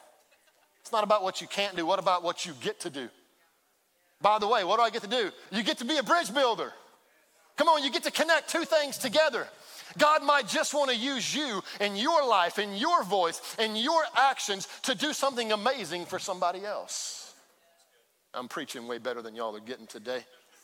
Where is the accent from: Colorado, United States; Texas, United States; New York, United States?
Texas, United States; Baytown; I grew up in Baytown